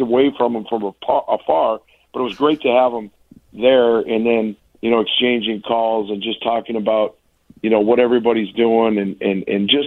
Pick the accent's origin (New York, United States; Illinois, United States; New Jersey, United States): Illinois, United States; Chicago; also born or lived in Milwaukee, Wisconsin; when I was born in Milwaukee, my dad was dean of med at Marquette, and I was born in 66. We moved to Chicago when he got the dean of students job